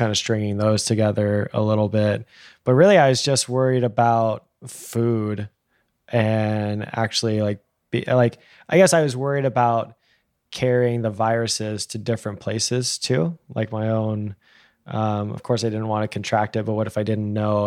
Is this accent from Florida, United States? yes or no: no; Texas, United States; the way that I was raised in Texas